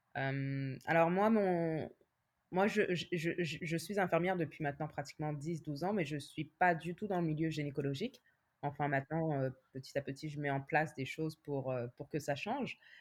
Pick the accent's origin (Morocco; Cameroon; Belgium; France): France; moved away as an adult; now in Montreal, Canada; je suis née et j'ai grandi en France. Mmh et maintenant, ça va faire 10 ans que je vis euh, à Montréal